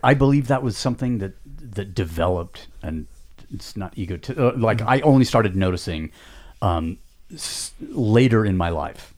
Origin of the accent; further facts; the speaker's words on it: United States; we as Americans